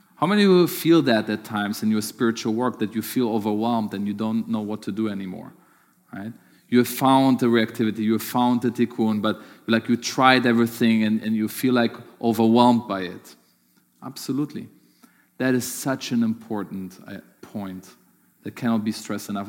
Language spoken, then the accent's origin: English; Germany; moved away; growing up in Germany